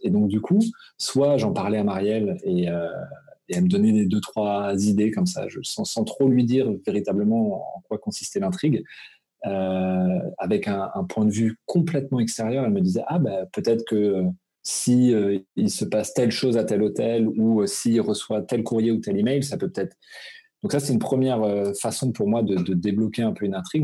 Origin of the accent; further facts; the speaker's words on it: Brittany, France; moved away as an adult; now in Alsace, France; Je suis breton d'origine, donc c'est vrai que j'ai vécu jusqu'à mes 18 quand même, donc c'est très ancré chez moi